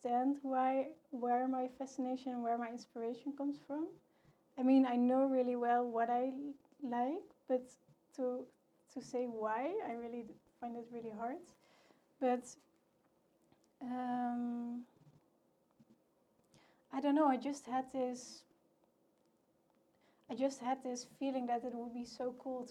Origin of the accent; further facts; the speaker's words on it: Tilburg, North Brabant, Netherlands; I'm from Tilburg, which is the textile city.